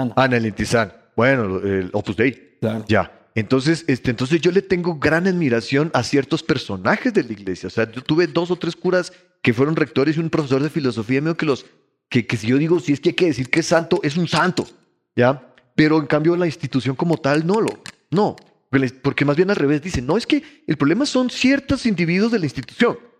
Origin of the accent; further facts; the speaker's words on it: Ecuador; also born or lived in Bogotá, Colombia; Pero yo soy ecuatoriano